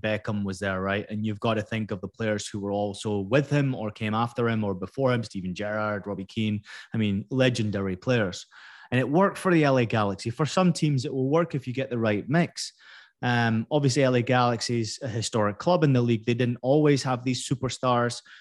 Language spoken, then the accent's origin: English; Scotland, United Kingdom; moved away as an adult; also born or lived in California; I was born in California, obviously grew up in, in Scotland. You can tell by the accent